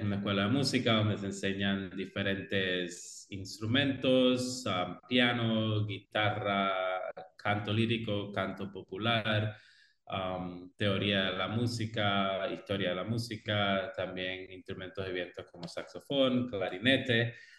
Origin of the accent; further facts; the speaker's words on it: Cuba; moved away as an adult; now in Belize; yo originalmente soy de Cuba, ah, estudié y me gradué del sistema de escuelas de arte en la especialidad de música en Cuba